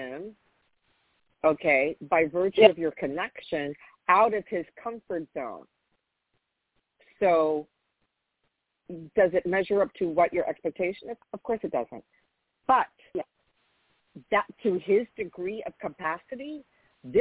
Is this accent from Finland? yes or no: no; New York, United States; where are you from? I say New York